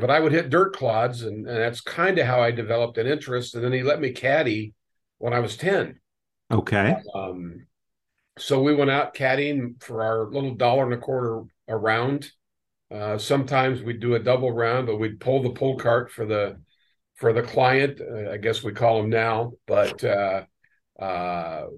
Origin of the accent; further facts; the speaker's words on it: California, United States; also born or lived in San Diego, California / Fresno, California / Madera, California; I'm a native Californian